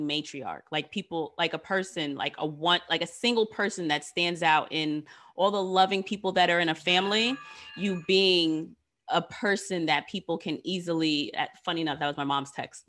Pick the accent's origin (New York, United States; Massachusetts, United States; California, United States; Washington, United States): New York, United States; New York City; Queens is mine because I am from here